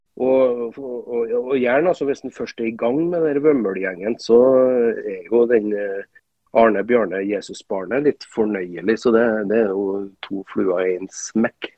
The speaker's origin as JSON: {"language": "Norwegian", "region": "Trøndelag", "country": "Norway", "moved": "as an adult", "lives_now": "Bodø, Norway", "said": "jeg er jo trønder"}